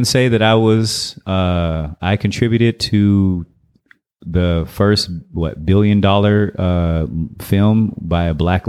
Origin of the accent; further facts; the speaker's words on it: Detroit, Michigan, United States; moved away as an adult; also born or lived in Inglewood; now in Oakland, United States; I was born in Inglewood, California, and then moved to Detroit, Michigan, and kind of grew up there, even started Capoeira there. And then at 19, I moved to the Bay Area, and I'm in Oakland, California.